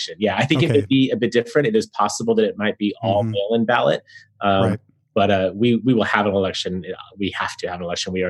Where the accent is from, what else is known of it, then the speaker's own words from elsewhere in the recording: San Diego, California, United States; serving my hometown, which I feel honored to do. I worked for a number of years for our County of San Diego